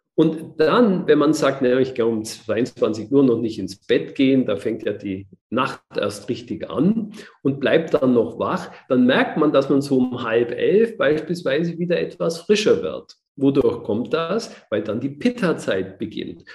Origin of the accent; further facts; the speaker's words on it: Germany; bei uns in Deutschland